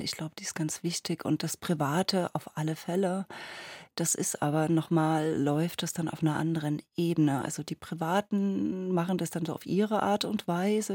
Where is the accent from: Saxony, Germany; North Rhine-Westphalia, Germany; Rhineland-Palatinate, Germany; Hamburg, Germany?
Saxony, Germany; Dresden area; ich komme ja aus dem Raum Dresden